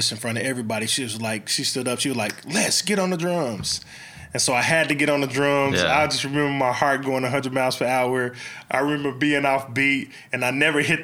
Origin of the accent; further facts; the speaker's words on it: Oklahoma City, Oklahoma, United States; also born or lived in Midwest City, Oklahoma; I'm born and raised in Oklahoma City